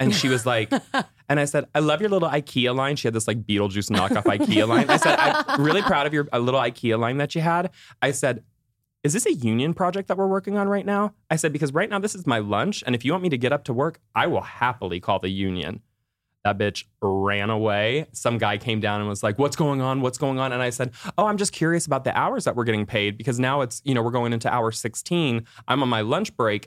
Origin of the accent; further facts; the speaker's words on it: Orlando, Florida, United States; I'm from Orlando